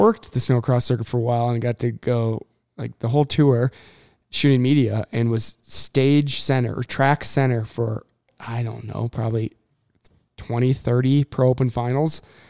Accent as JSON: {"language": "English", "region": "Minnesota", "country": "United States", "tie": "born or raised there", "said": "I grew up in Minnesota."}